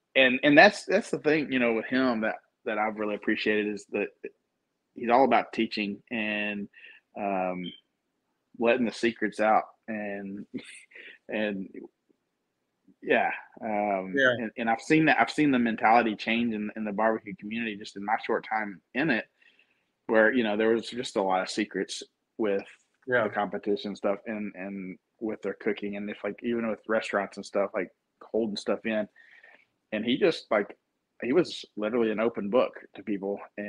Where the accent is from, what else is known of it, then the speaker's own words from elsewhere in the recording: Texas, United States; I grew up in Texas